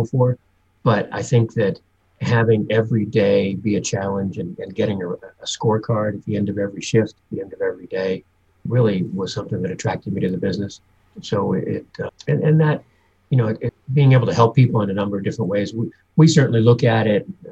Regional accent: Newton, Massachusetts, United States; moved away as an adult; also born or lived in Miami / Los Angeles / Dallas; now in Michigan, United States; I am initially from the East Coast, just outside of Boston in Newton, Massachusetts. Grew up there

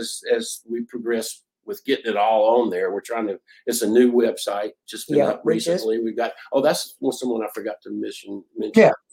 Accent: Nashville, Tennessee, United States; I mean, she and I, we grew up in Nashville's music industry

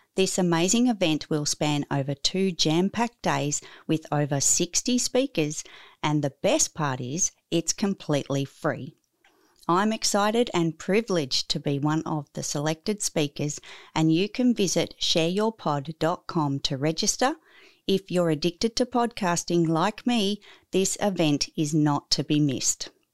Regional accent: Australia; I'm probably not as Aussie as many others are

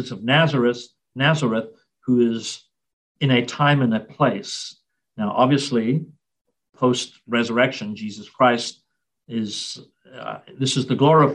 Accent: South Africa; now in United States; growing up in South Africa, Ascension Day was always a public holiday

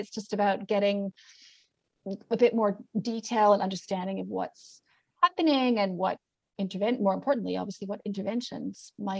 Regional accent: Canada; accent: mixed; also born or lived in New Zealand; It's American versus, I have a mixed accent, actually. I'm Canadian/New Zealand.

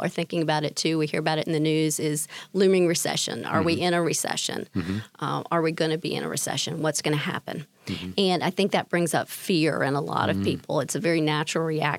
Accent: Winston-Salem, North Carolina, United States; also born or lived in Raleigh; I grew up in Winston-Salem in an entrepreneurial family

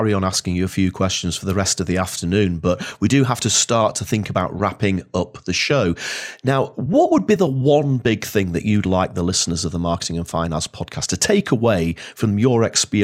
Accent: Lytham St Annes, North West England, United Kingdom; moved away as an adult; also born or lived in Lake District / South Manchester; now in Edinburgh, United Kingdom; growing up in Lytham St Anne's

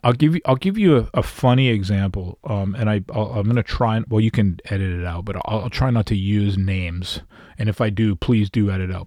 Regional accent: Canada; being a Canadian artist living in Canada

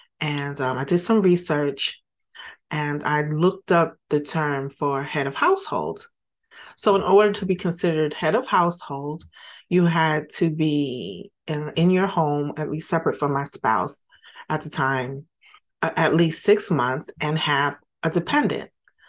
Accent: New York City, New York, United States; I grew up in Brooklyn, New York.

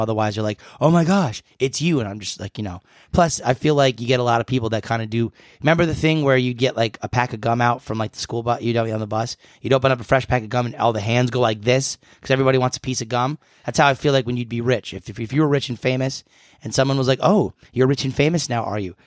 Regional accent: New England, United States; New Englander, born and bred.

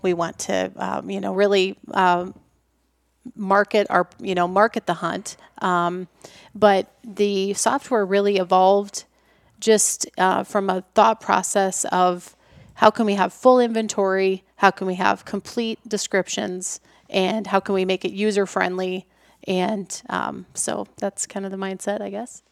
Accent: Iowa, United States; I was born and raised in Iowa

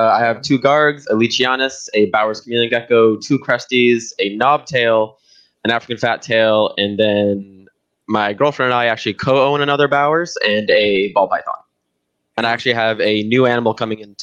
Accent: Brazil; now in Canada; I grew up in Brazil

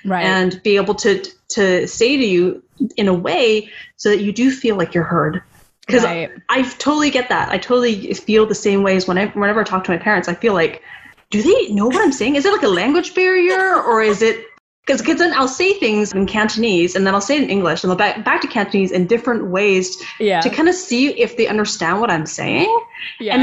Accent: Vancouver, British Columbia, Canada; my journey as a Chinese Canadian growing up in Vancouver.

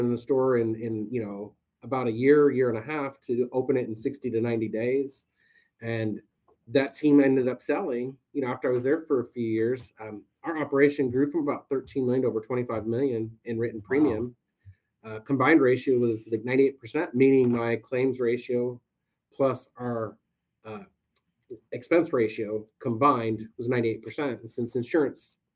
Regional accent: Ohio, United States; moved away as an adult; also born or lived in Phoenix, Arizona; born and raised in Ohio

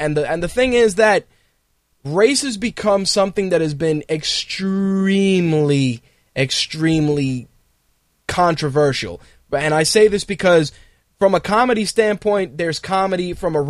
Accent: the South, United States; yeah, I say it, but I'm from the South.

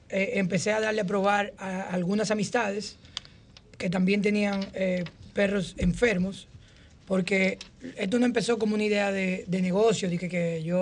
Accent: Dominican Republic; also born or lived in Punta Cana; yo soy dominicano.

